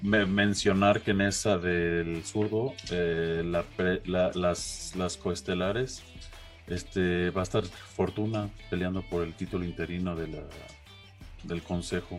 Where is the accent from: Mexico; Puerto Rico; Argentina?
Mexico; como mexicano